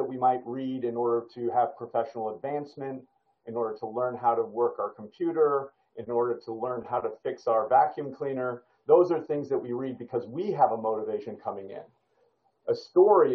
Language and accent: English; United States; I'm American